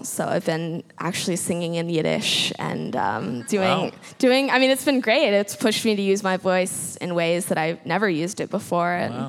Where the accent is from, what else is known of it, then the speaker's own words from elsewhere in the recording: Wimberley, Texas, United States; also born or lived in Austin, Texas; I was born in Austin, and Wimberley is just south of there. You know, really basically lived there my whole life. It's a really cool little town in Texas. It's got the small town vibe, but its proximity to Austin makes it really cool.